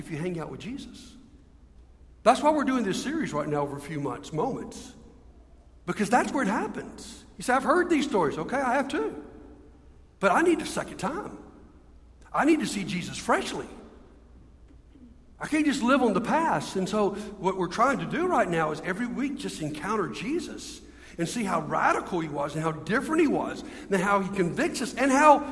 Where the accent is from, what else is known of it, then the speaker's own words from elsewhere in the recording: Montgomery, Alabama, United States; I'm from Montgomery